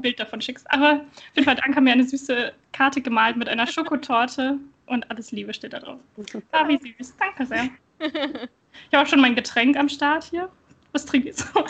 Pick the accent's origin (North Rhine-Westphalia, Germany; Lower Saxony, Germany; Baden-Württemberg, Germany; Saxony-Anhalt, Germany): Lower Saxony, Germany; Wilhelmshaven; moved away; ich komme ja ähm, aus Wilhelmshaven ursprünglich